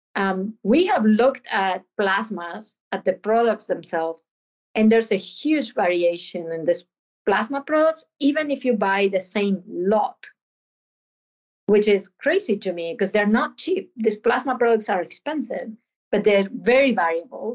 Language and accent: English; Argentina; moved away; I'm from Argentina